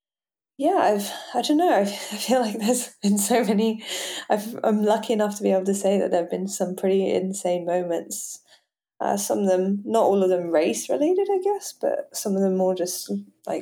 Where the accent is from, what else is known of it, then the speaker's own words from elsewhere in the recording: Geneva, Switzerland; also born or lived in Hong Kong / London, United Kingdom; I grew up in Geneva, like like very near France